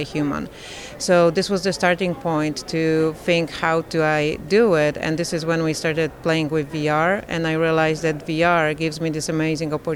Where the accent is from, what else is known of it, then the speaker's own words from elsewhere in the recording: Poland; I come from Poland, and Poland is this beautiful country